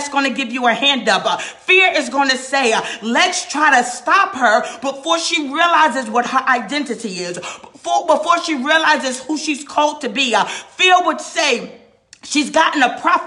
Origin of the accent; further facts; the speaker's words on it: New York, United States; now in North Carolina, United States; I'm from New York, y'all. I live in North Carolina now, but I'm a New Yorker